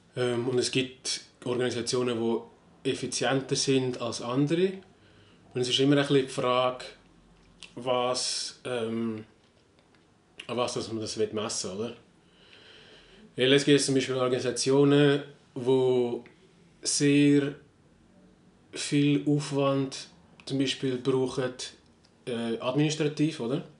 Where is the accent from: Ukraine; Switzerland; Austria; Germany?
Switzerland; bei uns in der Schweiz